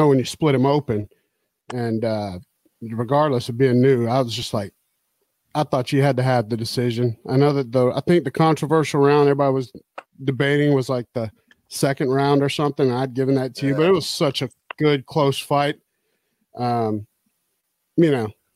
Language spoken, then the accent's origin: English; Huntsville, Alabama, United States; I'm from Huntsville